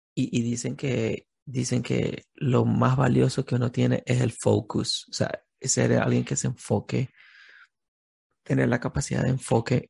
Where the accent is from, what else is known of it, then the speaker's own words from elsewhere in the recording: Venezuela; nosotros como venezolanos